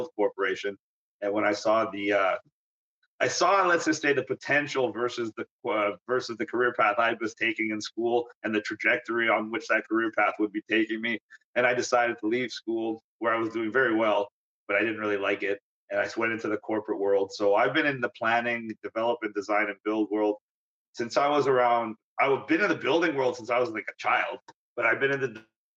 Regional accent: Vaughan, Ontario, Canada; also born or lived in North York, Ontario; I was born in North York, Ontario. That's a suburb of Toronto. I was born basically at Jane and Finch, which people of the area now know is not a very nice area, kind of a rough area. But then I grew up in Woodbridge, Vaughan area

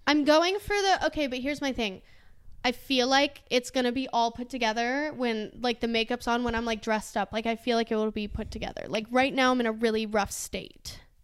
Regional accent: Georgia, United States; I'm from Georgia

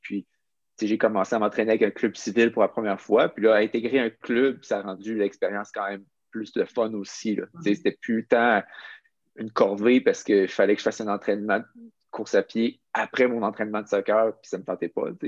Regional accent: Quebec City, Quebec, Canada; j'ai grandi à Québec, euh, je suis resté à Québec pour mon secondaire, mon cégep, pour mon université

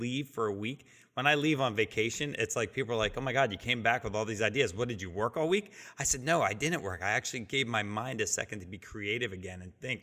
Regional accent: New Jersey, United States; now in Virginia, United States; I'm from Jersey and grew up on the shore as a kid, and I moved to Virginia

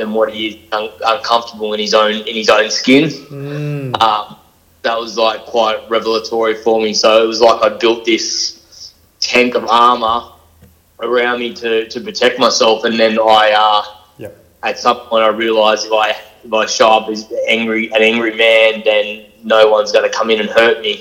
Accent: Sydney, New South Wales, Australia; I grew up in Western Sydney, so like Blacktown, Mount Druitt, Tregear kind of floated around in state housing

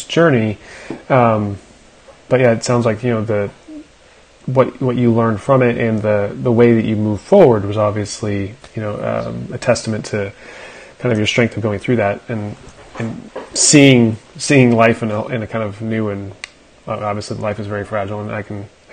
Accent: South Central Pennsylvania, United States; I grew up in Pennsylvania too

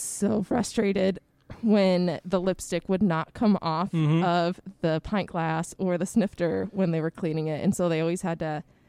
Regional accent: Kalamazoo, Michigan, United States; also born or lived in Beijing, China; I am originally from Kalamazoo, Michigan.

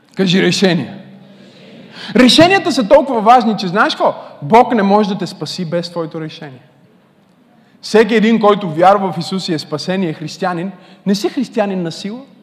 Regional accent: Bulgaria; Родих се в България.

